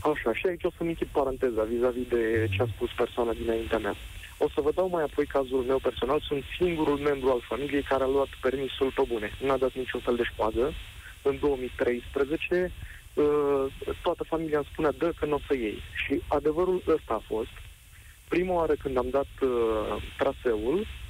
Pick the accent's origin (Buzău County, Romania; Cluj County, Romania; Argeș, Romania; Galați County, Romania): Galați County, Romania; Galați; în Galați, de acolo de unde sunt eu